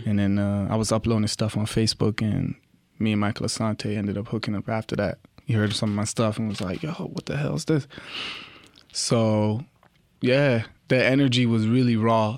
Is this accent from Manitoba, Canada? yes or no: no; Toronto, Ontario, Canada; I'm from Rexdale, Toronto.